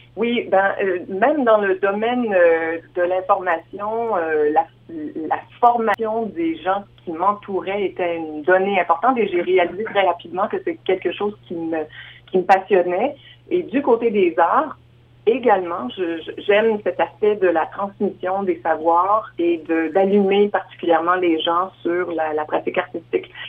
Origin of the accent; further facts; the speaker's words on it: Quebec, Canada; moved away as an adult; now in Saskatchewan, Canada; je suis originaire de la province de Québec, mais je vis en Saskatchewan, terre adoptive, depuis bientôt 30 ans